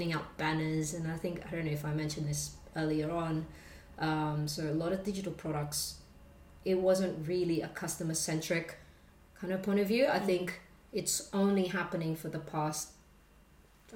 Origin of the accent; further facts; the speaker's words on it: Australia; I grew up in Australia